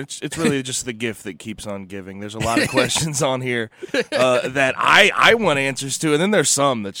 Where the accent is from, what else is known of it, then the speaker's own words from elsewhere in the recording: St. Louis, Missouri, United States; now in Memphis, United States; I'm from St. Louis.